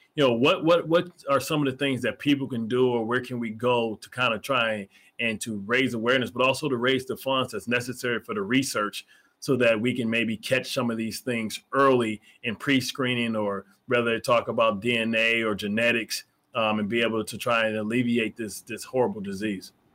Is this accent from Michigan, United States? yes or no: yes; Detroit, Michigan, United States; I'm from Detroit